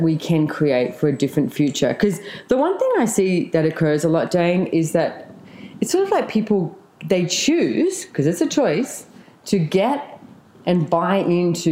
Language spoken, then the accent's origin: English; Australia; born or raised there